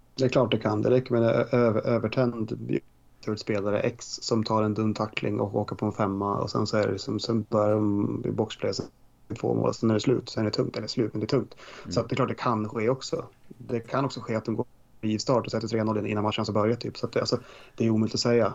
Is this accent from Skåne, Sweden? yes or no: yes; Skåne, Sweden; accent: Scanian (skånska); min skånska är ganska bra ändå